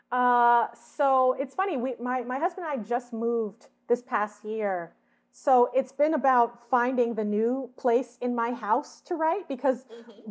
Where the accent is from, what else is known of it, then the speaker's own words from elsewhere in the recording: Atlanta, Georgia, United States; moved away as an adult; also born or lived in Boston, Massachusetts; now in Los Angeles, United States; we moved to Atlanta, where my dad's originally from, and that's where I was raised